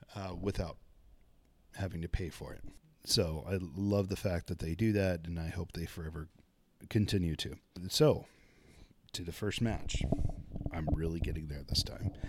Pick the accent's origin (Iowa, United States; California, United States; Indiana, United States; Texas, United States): Texas, United States; Arlington; Arlington's my hometown